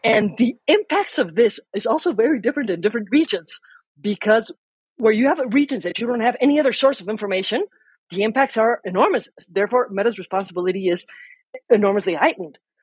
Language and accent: English; Mexico; I am a lawyer from Mexico